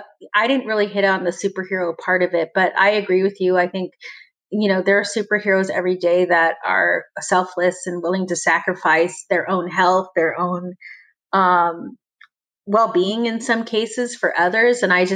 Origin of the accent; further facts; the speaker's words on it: the South, United States; hey, I was taught, I grew up in the South. I was taught a certain way and maybe that was wrong.